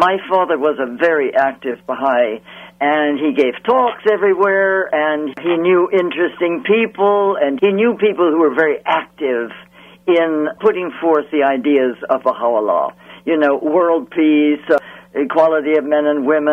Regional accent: San Francisco, California, United States; now in Washington, D.C., United States; I grew up in San Francisco, California, which is a gorgeous place

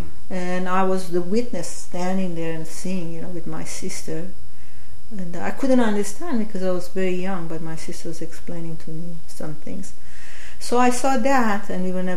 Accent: Tehran, Tehran Province, Iran; also born or lived in Springfield, Massachusetts; now in Westfield, United States; I was born in Iran, in Tehran

